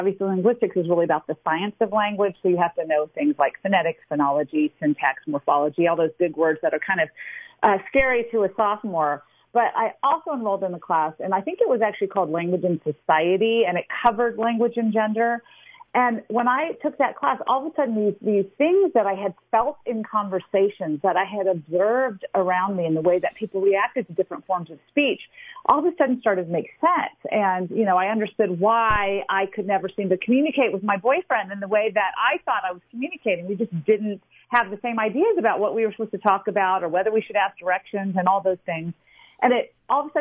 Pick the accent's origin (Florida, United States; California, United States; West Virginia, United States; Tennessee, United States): Tennessee, United States; Memphis; now in Reno, United States; I grew up in the South with a very different background than most of my peers